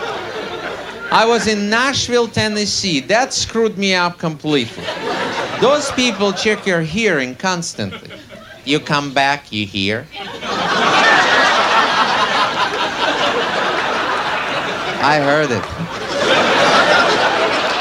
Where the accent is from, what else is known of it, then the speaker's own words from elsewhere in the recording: Russia; English is a second language; moved away as an adult; now in United States; I am actually from Russia. I was born there, grew up there, worked as a comedian out there